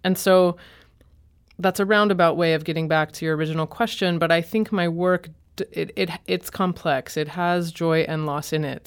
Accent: Boston, Massachusetts, United States; moved away as an adult; also born or lived in Chicago; now in St. Louis, United States; I'm from Boston and then was in Chicago

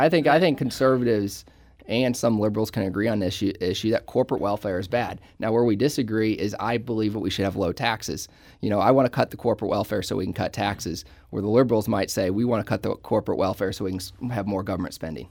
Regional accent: Ballwin, Missouri, United States; I grew up in Baldwin, so I've lived in Saint Louis County virtually my entire life

